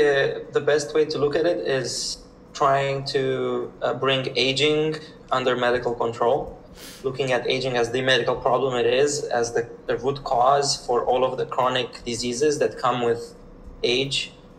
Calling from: Berlin, Germany; Currently, I'm in Berlin. I'm at a co-working space called Full Node.

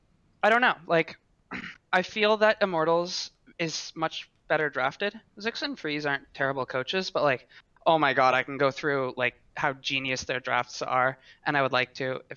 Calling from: Ottawa, Ontario, Canada; Hi, I'm from Ottawa, Ontario.

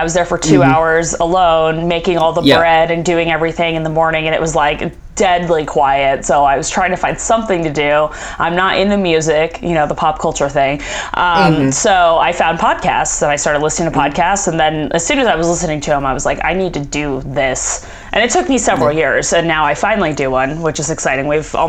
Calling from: Phoenix, Arizona, United States; Phoenix, Arizona.

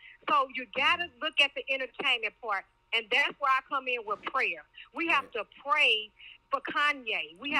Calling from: Pflugerville, Texas, United States; I'm calling from Pflugerville, Texas.

